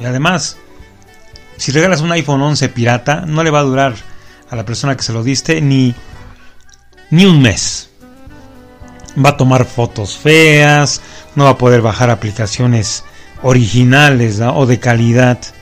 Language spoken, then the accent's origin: Spanish; Mexico; como buenos mexicanos